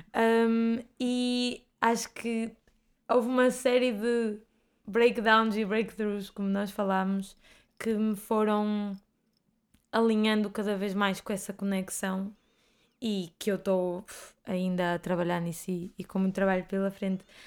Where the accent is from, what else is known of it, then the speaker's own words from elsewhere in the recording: Bragança, Bragança District, Portugal; moved away as an adult; also born or lived in Porto / Grijó; eu vim para o Porto estudar e eu vivia em Bragança